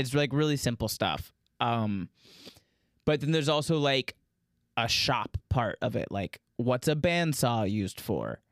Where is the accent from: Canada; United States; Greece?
United States; Daytona Beach, Florida; growing up in Daytona Beach, Florida